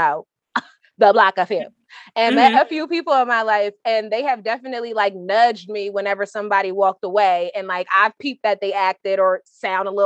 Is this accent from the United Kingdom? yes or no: no; Nigeria; I'm Nigerian